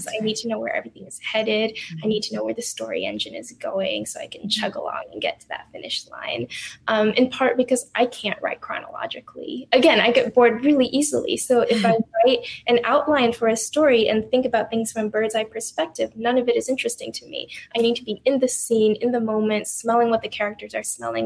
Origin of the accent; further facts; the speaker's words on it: United States; I'm Chinese American.